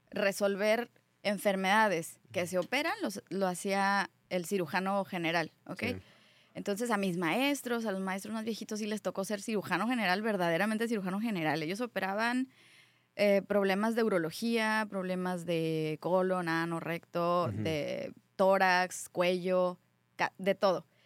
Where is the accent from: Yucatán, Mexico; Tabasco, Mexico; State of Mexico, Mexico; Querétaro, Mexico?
Querétaro, Mexico; born there; also born or lived in Colima; yo nací en Querétaro, viví muchos años en Colima, ahí hice medicina, eh, mi familia migró a vivir a Estados Unidos, yo me quedé en México